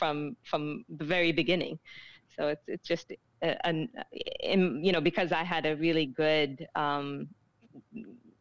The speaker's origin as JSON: {"language": "English", "country": "India", "tie": "born or raised there", "moved": "as an adult", "said": "growing up in India"}